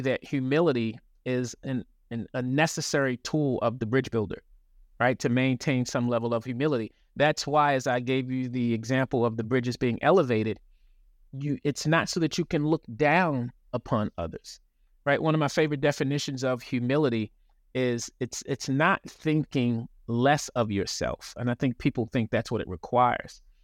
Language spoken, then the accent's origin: English; Baltimore, Maryland, United States; moved away; also born or lived in Los Angeles / North Carolina; I'm originally from Baltimore, lived in L